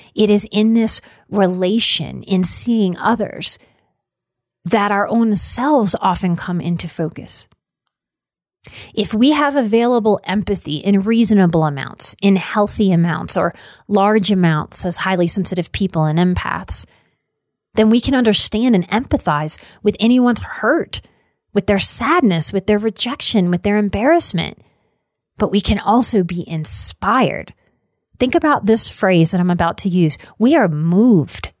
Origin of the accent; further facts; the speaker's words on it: New Orleans, Louisiana, United States; Growing up in New Orleans and in the South